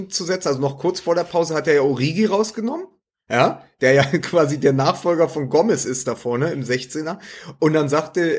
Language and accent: German; Berlin, Germany; weil es für mich natürlich auch als, als Berliner, das ist